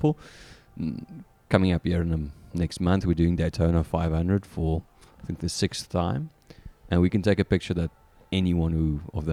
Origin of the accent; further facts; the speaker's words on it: South Africa; accent: South African; moved away as an adult; now in St. Louis, United States; growing up in South Africa